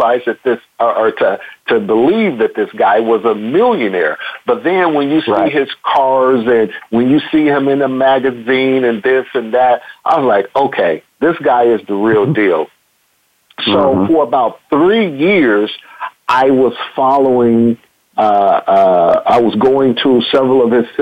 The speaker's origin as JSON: {"language": "English", "town": "Chicago", "region": "Illinois", "country": "United States", "tie": "born or raised there", "moved": "as an adult", "lives_now": "Texas, United States", "said": "I grew up in Chicago on the South Side"}